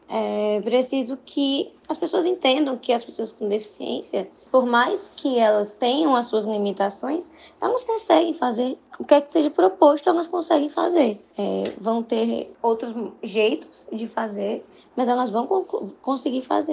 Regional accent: Fortaleza, Ceará, Brazil; eu sou de Fortaleza, Ceará, e estou no último semestre de jornalismo

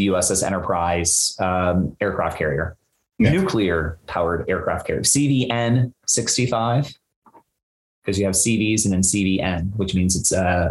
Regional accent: Bermuda; I grew up in Bermuda

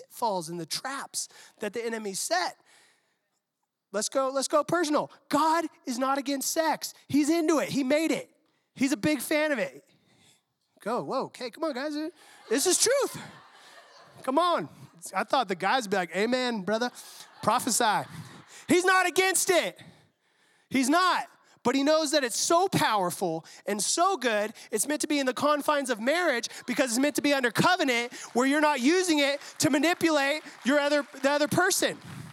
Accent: San Diego, California, United States; I'm from San Diego

